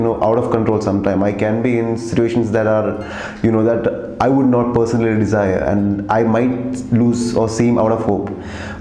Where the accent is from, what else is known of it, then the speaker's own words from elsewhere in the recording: Kerala, India; I'm coming from Kerala